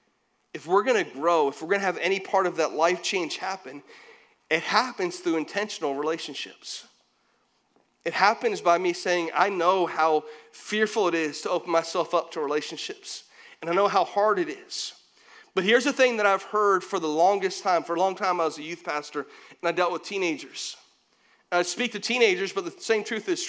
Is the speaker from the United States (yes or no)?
yes; St. Petersburg, Florida, United States; I grew up in St. Pete, so we had salt water all around us.